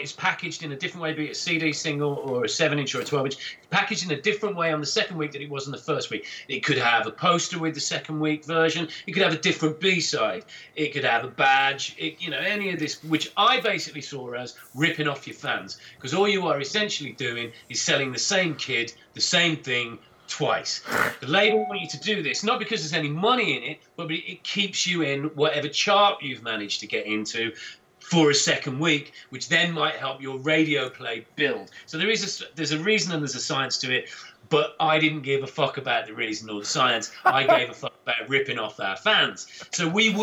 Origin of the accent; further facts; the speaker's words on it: England, United Kingdom; us being English